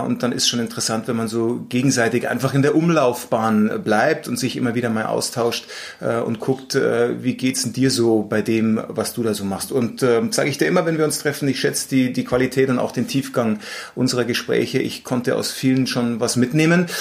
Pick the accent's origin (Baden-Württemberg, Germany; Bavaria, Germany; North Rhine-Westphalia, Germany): Bavaria, Germany; Munich; geboren in München